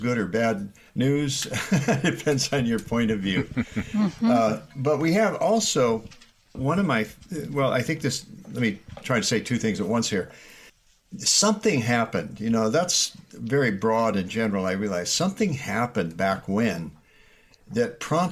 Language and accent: English; Iowa, United States; I grew up in Iowa